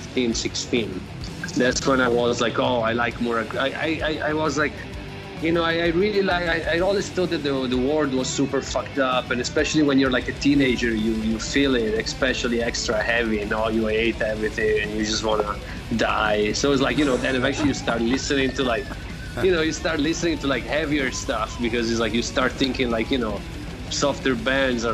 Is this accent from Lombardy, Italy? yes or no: no; Florence, Tuscany, Italy; moved away; I'm from Florence, Italy